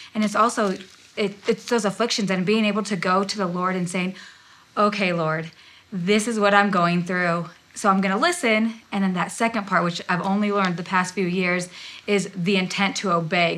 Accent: Ohio, United States; I grew up in Ohio

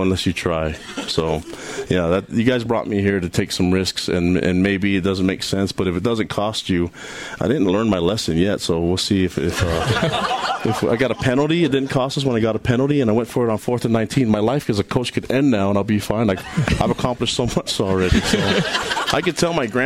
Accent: Hawaii, United States; moved away; I'm from Hawaii

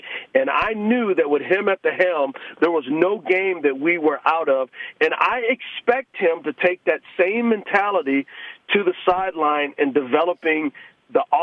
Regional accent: San Antonio, Texas, United States; We're both from San Antonio

